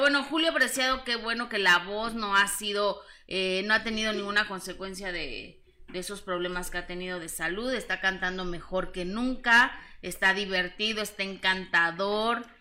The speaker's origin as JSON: {"language": "Spanish", "region": "Mexico City", "country": "Mexico", "tie": "born or raised there", "said": "soy de, del DF, de la Ciudad de México, oriunda de la Ciudad de México"}